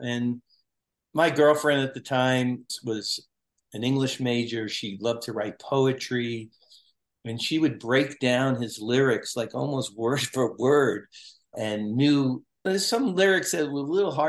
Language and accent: English; Brooklyn, New York, United States; because growing up in Brooklyn, we used to go to the Jersey Shore when you'd see these little clubs and stuff.